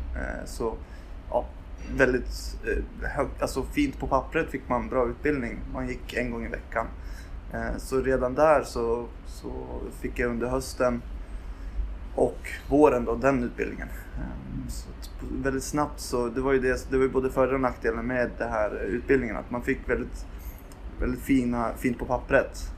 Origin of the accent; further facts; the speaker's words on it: Gävle, Gävleborg County, Sweden; moved away as an adult; now in Uppsala, Sweden; jag är född på Akis, men när jag var två så flyttade jag till Gävle